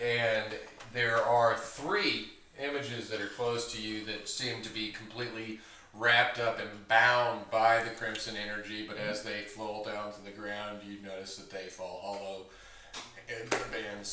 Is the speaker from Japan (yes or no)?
no; the South, United States; I'm from the South